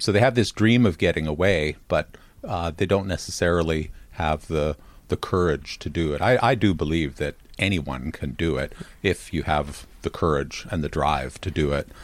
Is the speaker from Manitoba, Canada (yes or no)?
yes; Winnipeg, Manitoba, Canada; moved away as an adult; I'm from Winnipeg, Manitoba, in Canada, and uh, that's where I grew up